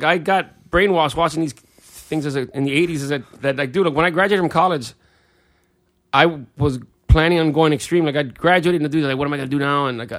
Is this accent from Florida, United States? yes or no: yes; Miami, Florida, United States; moved away; also born or lived in Mobile, Alabama; I was born in Miami.